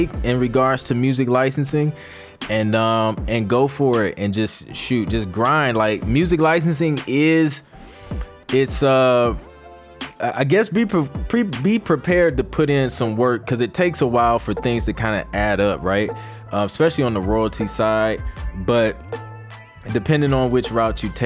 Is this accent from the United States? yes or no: yes; Toledo, Ohio, United States; moved away as an adult; also born or lived in Columbus, Ohio; now in Atlanta, United States; I'm from Toledo, Ohio, born and raised